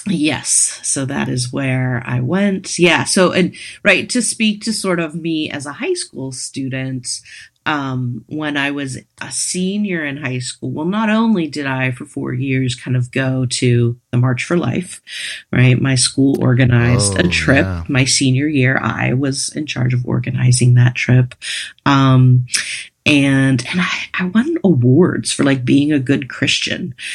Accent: Western Pennsylvania, United States; moved away as an adult; I grew up in Western Pennsylvania

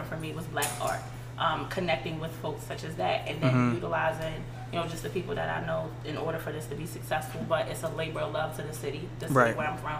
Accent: Baltimore, Maryland, United States; born or raised there

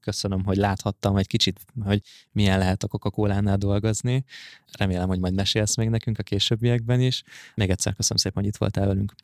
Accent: Hungary; nekünk, mint magyarok

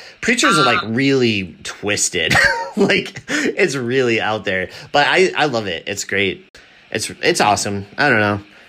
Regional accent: Scranton, Pennsylvania, United States; we're actually from Scranton where they film. Well, they didn't film The Office here, but it's based in our hometown.

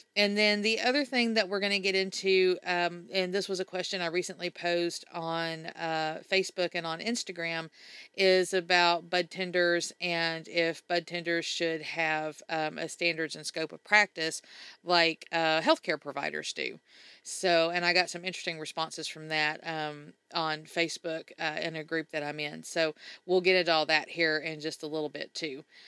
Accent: Mississippi, United States; Mississippi because that's my home state. That's where I grew up

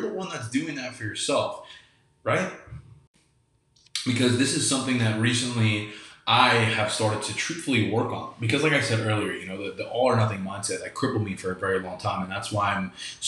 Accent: New York, United States; also born or lived in Kelowna, British Columbia; now in Florida, United States; I grew up in New York and I live in Florida

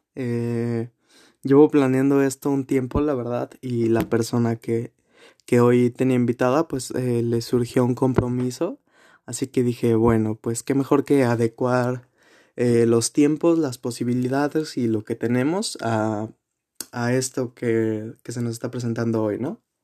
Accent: Guanajuato, Mexico; also born or lived in Mexico City; nací aquí en la ciudad de Guanajuato

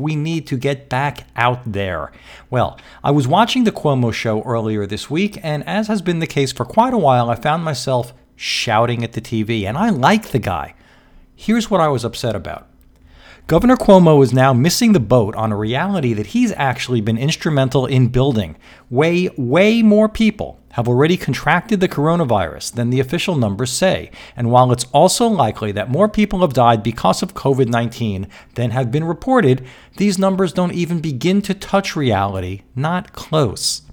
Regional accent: New York City, New York, United States; I'm from New York City, and that's where a big chunk of both my life and business energies have been spent for a lot of years

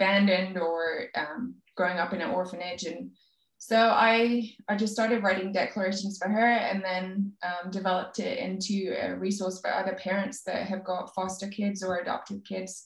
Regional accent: England, United Kingdom; I'm English

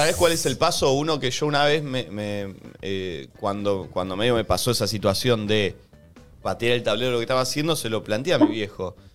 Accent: Conurbano, Buenos Aires Province, Argentina; los que venimos de un lugar eh, como, como el conurbano

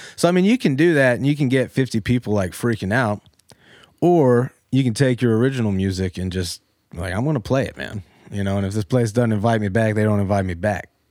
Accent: Powhatan, Virginia, United States; moved away as an adult; now in Newport News, United States; Born and raised in Powhatan, west of Richmond

